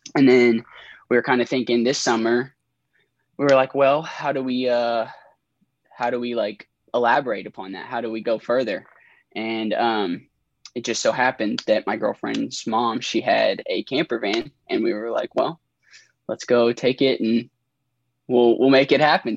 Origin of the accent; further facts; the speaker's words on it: Elizabethtown, Kentucky, United States; now in Lexington, United States; I'm from Elizabethtown, Kentucky